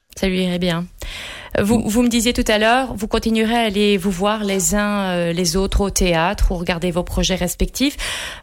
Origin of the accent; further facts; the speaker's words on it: Belgium; ici, euh, chez nous, en Belgique